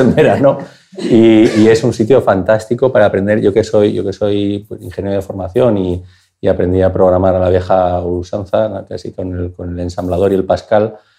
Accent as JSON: {"language": "Spanish", "town": "Bilbao", "region": "Basque Country", "country": "Spain", "said": "yo soy de Bilbao"}